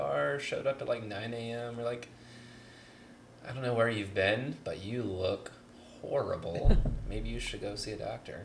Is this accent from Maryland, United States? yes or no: no; North Carolina, United States; we're from North Carolina